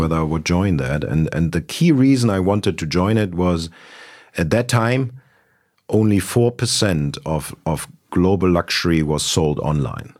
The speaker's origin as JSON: {"language": "English", "region": "Berlin", "country": "Germany", "tie": "born or raised there", "also_born_or_lived": "Munich", "said": "I was born in Munich, uh, grew up in Berlin"}